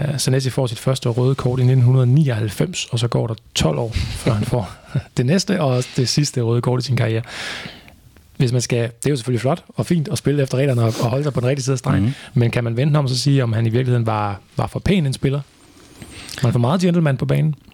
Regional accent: Viborg, Central Denmark Region, Denmark; i Viborg, hvor jeg kommer fra

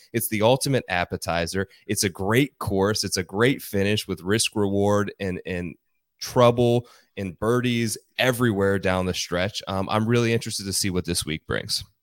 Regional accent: Ohio, United States; I grew up in Ohio

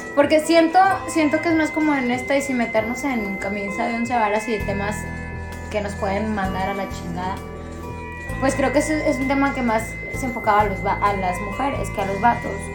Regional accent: northern Mexico, Mexico; accent: norteño; nuestro acento

